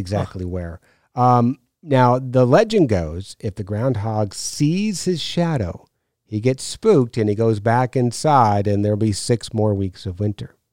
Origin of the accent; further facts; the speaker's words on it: New York, United States; I grew up in New York